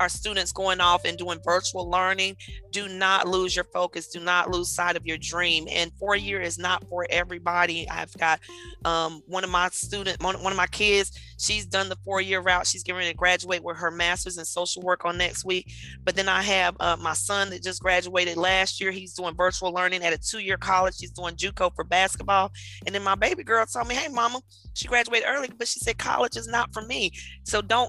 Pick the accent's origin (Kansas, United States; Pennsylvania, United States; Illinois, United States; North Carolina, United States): North Carolina, United States; Raleigh; also born or lived in Wilmington, North Carolina; now in Charlotte, United States; I am originally from Raleigh, but raised between Raleigh and Wilmington, North Carolina. I came to Charlotte in late 2005.